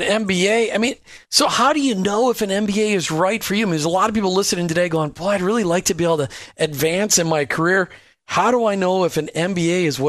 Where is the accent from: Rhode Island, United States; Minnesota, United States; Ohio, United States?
Minnesota, United States; now in Florida, United States; we grew up in Minnesota